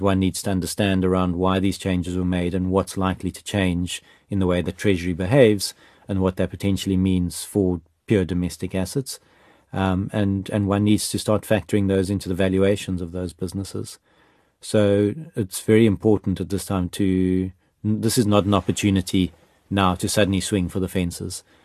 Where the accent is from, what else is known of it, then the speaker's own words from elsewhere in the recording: South Africa; as a South African